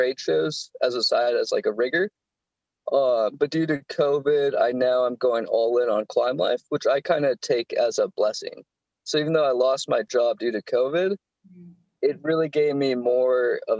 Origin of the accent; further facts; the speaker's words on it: Southern California, United States; I'm from Southern California